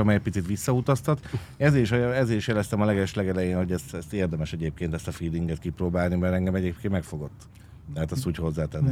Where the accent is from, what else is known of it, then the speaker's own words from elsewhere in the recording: Budapest, Hungary; egy ilyen római parton nőttem föl